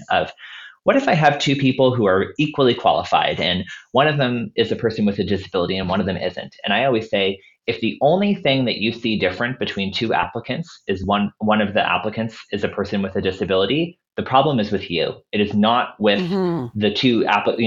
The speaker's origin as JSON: {"language": "English", "town": "Halifax", "region": "Nova Scotia", "country": "Canada", "tie": "born or raised there", "said": "Halifax, my hometown"}